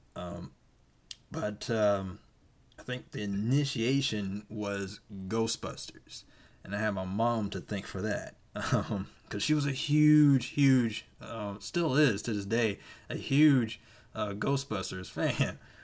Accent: Georgia, United States; moved away; around my hometown back in Georgia, it's small

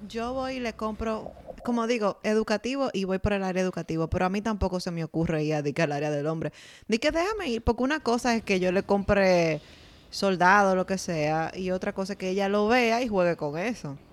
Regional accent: San Francisco de Macorís, Duarte, Dominican Republic; Cuando yo tenía como 15 años, yo pasé en mi pueblo, San Francisco de Macorís

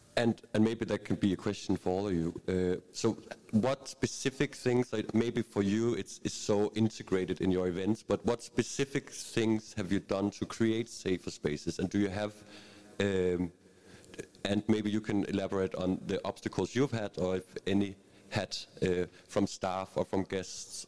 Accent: Bornholm, Capital Region of Denmark, Denmark; I'm from Bornholm

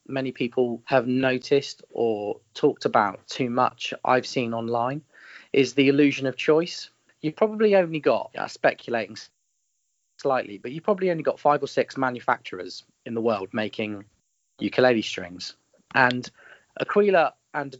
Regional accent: United Kingdom; accent: common Southern UK; I've got quite a common Southern UK accent

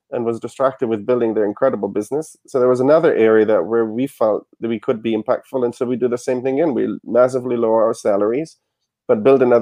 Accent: Germany; now in United States; I didn't have any credit because I came from Germany.

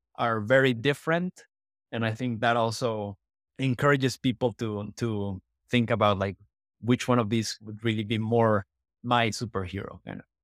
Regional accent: Mexico; moved away as an adult; also born or lived in United States; I grew up in Mexico, but I moved to the States when I was eighteen to study composition

